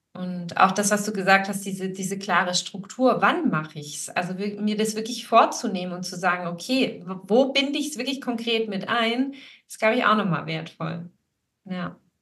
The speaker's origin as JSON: {"language": "German", "area": "Swabia", "region": "Baden-Württemberg", "country": "Germany", "tie": "born or raised there", "said": "ich bin ja hier in Schwaben geboren und aufgewachsen"}